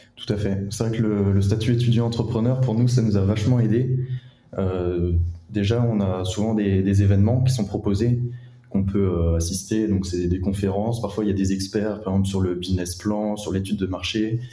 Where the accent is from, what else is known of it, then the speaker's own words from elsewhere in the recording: Rennes, Brittany, France; je suis originaire de Rennes